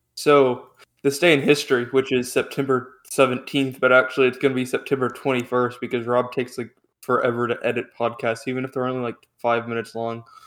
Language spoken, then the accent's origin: English; United States; I'm American, I have freedom of speech